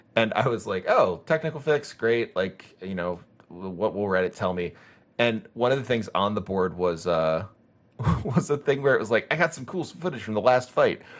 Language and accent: English; United States; growing up in America